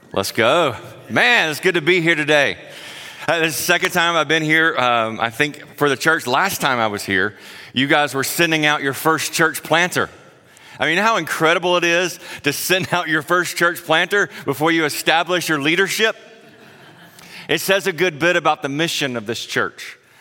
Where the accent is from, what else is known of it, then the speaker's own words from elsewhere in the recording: South Carolina, United States; moved away; I grew up in South Carolina, if you can't tell my accent